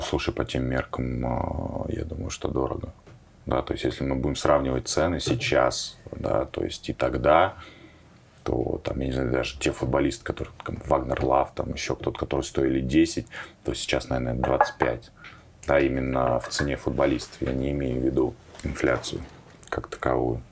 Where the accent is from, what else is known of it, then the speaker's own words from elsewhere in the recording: Moscow, Russia; я родился в Печатниках, и у нас там реально было такое заброшенное, очень плохое поле, где ходили собачки, периодически там а, лежали отходы, да, там, но можно было играть в футбол реально, ну, практически там полноразмерное поле. И мы все свое детство проводили там